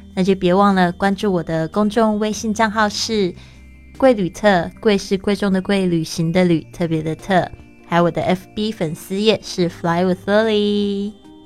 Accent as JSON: {"language": "Chinese", "region": "Taipei", "country": "Taiwan", "tie": "born or raised there", "moved": "yes", "lives_now": "Barcelona, Spain", "said": "我的老家，那台北也是非常喜欢下雨的一个地方"}